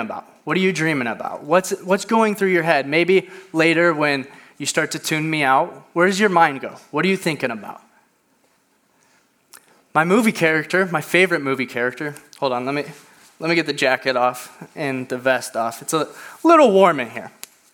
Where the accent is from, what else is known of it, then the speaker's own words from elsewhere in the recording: Indiana, United States; moved away as an adult; now in Lake Forest, United States; I'm originally from Indiana.